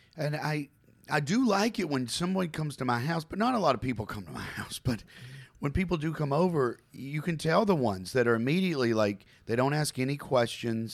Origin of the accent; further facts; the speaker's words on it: Campbellsville, Kentucky, United States; I was born in Campbellsville, Kentucky, okay? Small town, right?